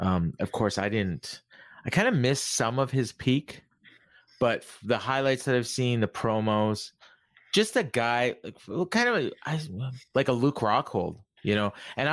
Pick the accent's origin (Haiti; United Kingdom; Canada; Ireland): Canada; But I'm Canadian, yeah.